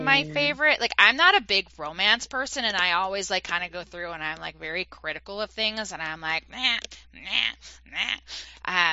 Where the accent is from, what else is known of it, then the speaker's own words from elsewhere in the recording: East Coast, United States; moved away; I'm originally from the East Coast